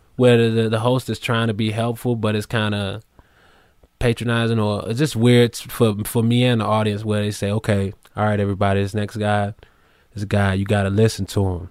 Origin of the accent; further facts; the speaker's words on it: Chicago, Illinois, United States; moved away; also born or lived in New York City; I'm from Chicago, so big Bulls fan